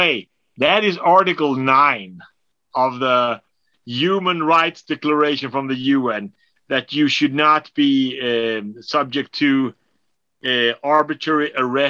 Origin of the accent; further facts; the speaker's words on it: Sweden; I'm from Sweden.